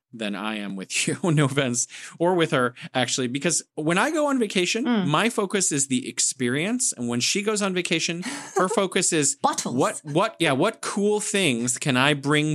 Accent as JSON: {"language": "English", "country": "United States", "said": "Because I'm from the United States. That's why I'm focusing on them. I'm sorry, Canadian listeners."}